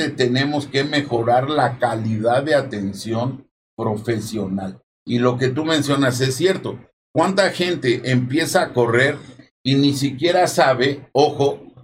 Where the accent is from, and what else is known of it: Mexico